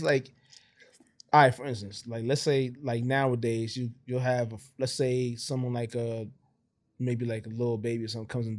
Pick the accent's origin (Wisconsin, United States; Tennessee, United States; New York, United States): New York, United States; I'm from New York. I go to Dallas.